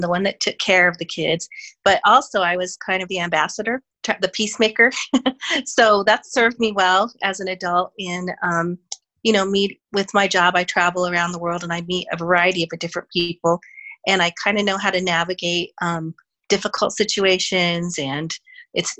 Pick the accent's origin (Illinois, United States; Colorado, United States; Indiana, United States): Colorado, United States; Denver; I'm a native Denver, Colorado person